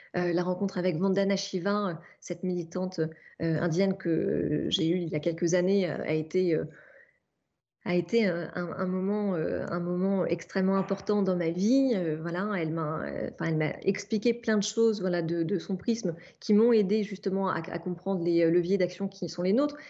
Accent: Normandy, France; je suis née en Normandie

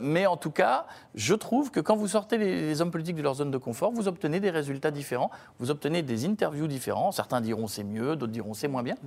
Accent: Picardy, Hauts-de-France, France; moved away; qui habitent des petites villes, j'en faisais partie quand j'étais gamin en Picardie

